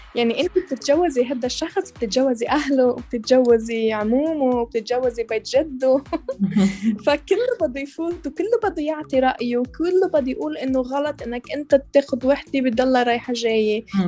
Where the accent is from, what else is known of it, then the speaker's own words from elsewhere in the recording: Lebanon; also born or lived in Colombia; انا تربيت بلبنان كان وصلت على لبنان انا كان عمري 11 سنه كنا بعدنا طالعين من كولومبيا